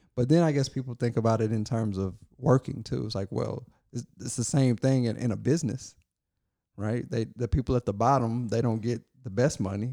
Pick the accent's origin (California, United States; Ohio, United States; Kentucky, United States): Kentucky, United States; I was born in Kentucky